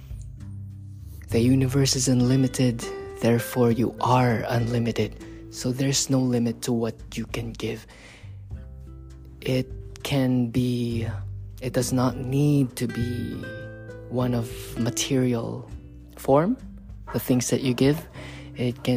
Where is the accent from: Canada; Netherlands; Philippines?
Philippines; moved away; back in the Philippines. In my home country